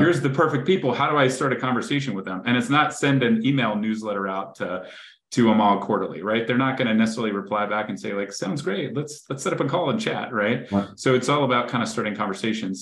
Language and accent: English; Greensboro, North Carolina, United States; I grew up in Greensboro, North Carolina